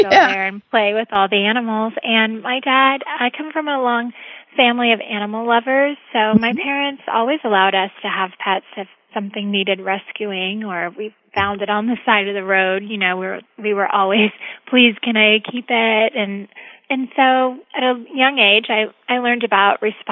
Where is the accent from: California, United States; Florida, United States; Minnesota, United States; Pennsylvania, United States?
Florida, United States; Orlando; also born or lived in Kingston, Jamaica; I grew up in Orlando, Florida